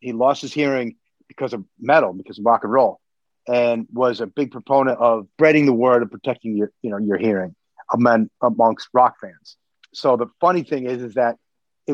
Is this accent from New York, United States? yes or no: yes; New York, United States; we're from New York.